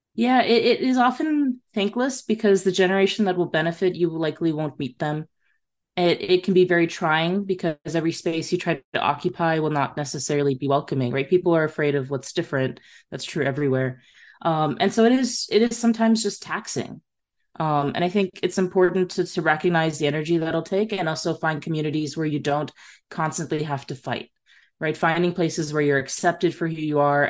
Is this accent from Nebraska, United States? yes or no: yes; Nebraska, United States; moved away as an adult; also born or lived in Texas; I grew up in Nebraska.